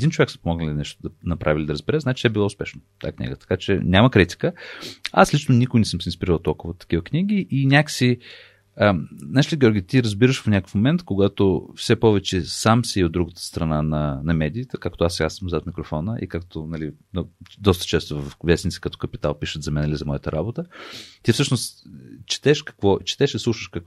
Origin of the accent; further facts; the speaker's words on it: United States; Аз понеже израснах в Штатите и това, че американците умеят така много красиво да разказват неща, на мен не ми е тайна.